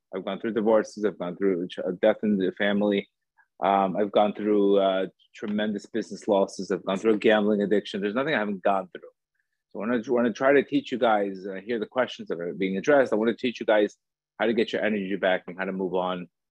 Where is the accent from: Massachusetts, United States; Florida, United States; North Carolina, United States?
Florida, United States; Miami Beach; also born or lived in Colombia; I was born in Colombia. Um, I grew up in Miami Beach